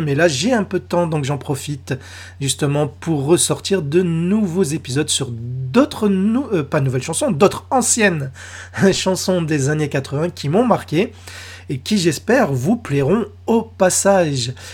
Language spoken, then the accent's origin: French; France; chez nous en France